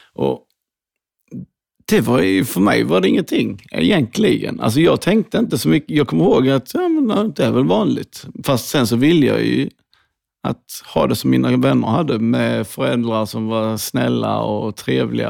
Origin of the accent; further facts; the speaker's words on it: Hässleholm, Skåne, Sweden; Jag växte upp i Skåne, Hässleholm